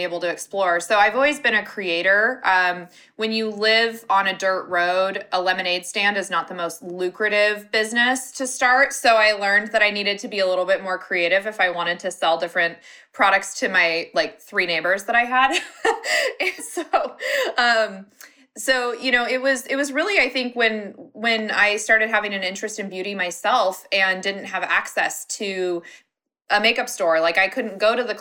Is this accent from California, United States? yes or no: no; Washington, United States; I'm originally from Washington